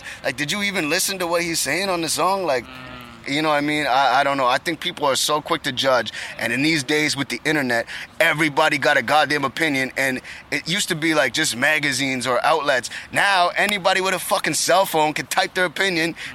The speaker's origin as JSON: {"language": "English", "town": "Halifax", "region": "Nova Scotia", "country": "Canada", "said": "I'm from Canada"}